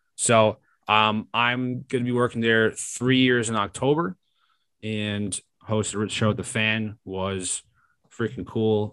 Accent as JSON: {"language": "English", "region": "New York", "country": "United States", "said": "as a New Yorker, I've listened to the fan my whole life."}